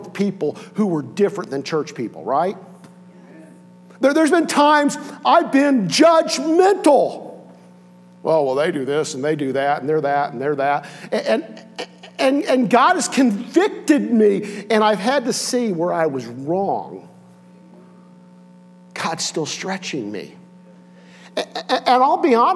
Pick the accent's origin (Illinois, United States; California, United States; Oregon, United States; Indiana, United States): Indiana, United States; Connersville; I grew up in Connersville, Indiana